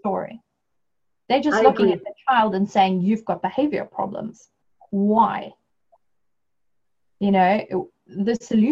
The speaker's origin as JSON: {"language": "English", "country": "South Africa", "moved": "yes", "said": "my home country, South Africa"}